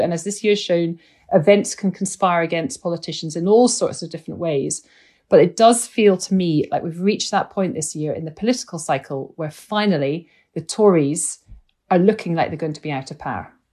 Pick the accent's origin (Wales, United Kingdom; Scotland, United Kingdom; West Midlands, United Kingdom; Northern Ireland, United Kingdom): Scotland, United Kingdom; I'm a Scot